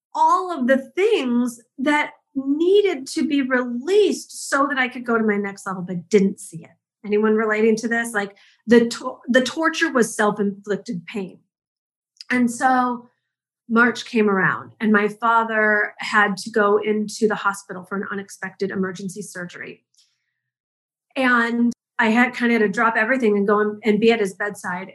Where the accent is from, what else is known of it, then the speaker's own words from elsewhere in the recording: Detroit, Michigan, United States; I grew up in the Midwest. I'm a school teacher's kid from Detroit